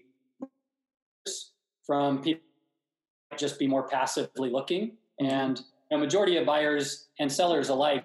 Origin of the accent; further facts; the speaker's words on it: Napa Valley, Northern California, United States; now in Newport Beach, United States; I grew up in Northern California